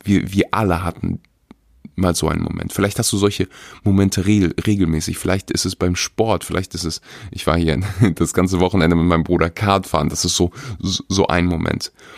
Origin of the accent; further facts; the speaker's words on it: Weeze, North Rhine-Westphalia, Germany; moved away; wo, wo ich aufgewachsen bin